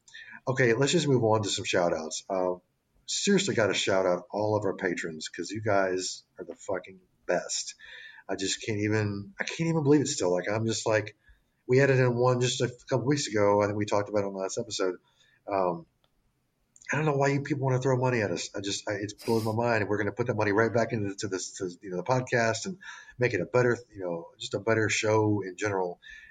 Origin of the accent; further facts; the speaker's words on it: the South, United States; I am a product of the South. My accent's not totally there, but everything, all my little sayings just come right out.